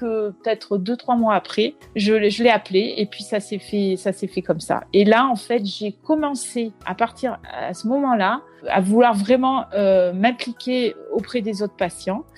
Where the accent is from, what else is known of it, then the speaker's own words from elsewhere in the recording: Brittany, France; moved away; je suis revenue euh, depuis euh, un peu plus d'un an dans ma région d'origine euh, la Bretagne